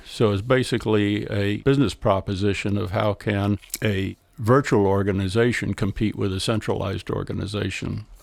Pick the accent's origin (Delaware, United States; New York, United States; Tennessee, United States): Delaware, United States; We come from Delaware